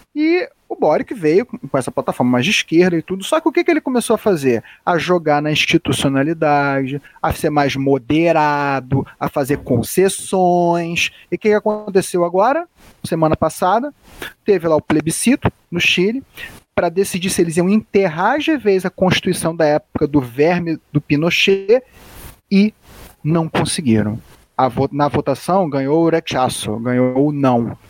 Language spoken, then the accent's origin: Portuguese; Rio de Janeiro, Brazil; Eu sou aqui do Rio de Janeiro